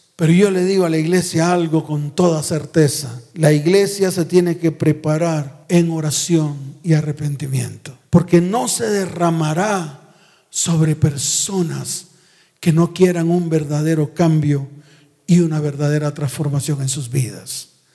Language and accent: Spanish; Santa Marta, Magdalena, Colombia; moved away; viajé a mi tierra, a Santa Marta